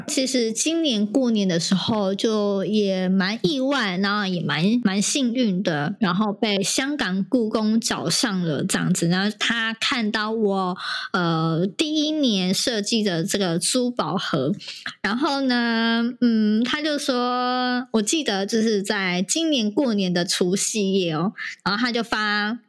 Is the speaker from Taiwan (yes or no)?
no; Indonesia; 我是来自印尼，然后我是从事柚木家具业，然后已经三十几年了这样子